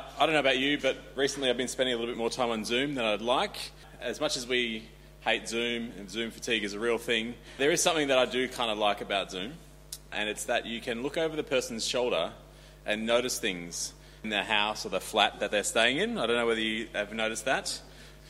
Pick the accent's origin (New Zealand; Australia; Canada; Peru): Australia; I grew up in Australia